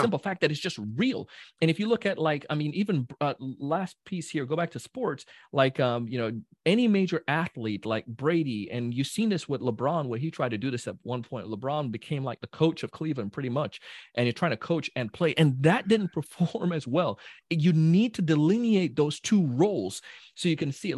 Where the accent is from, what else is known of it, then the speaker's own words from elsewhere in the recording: Jamaica; I'm a Jamaican, so, you know, big Jamaican